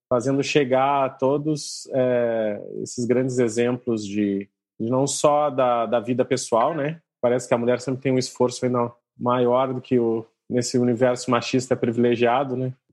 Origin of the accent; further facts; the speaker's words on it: Porto Alegre, Rio Grande do Sul, Brazil; also born or lived in Pernambuco; now in Recife, Brazil; eu sou lá de Porto Alegre, mas estou aqui para Pernambuco